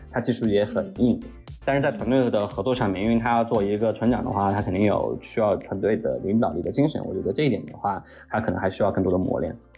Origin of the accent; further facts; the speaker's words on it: Mountain City, Chongqing, China; 像我这种在山城长大的这种小孩